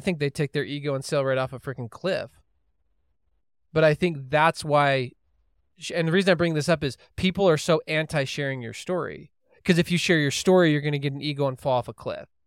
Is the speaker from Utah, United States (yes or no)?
yes; Holladay, Utah, United States; I grew up in Holiday, Utah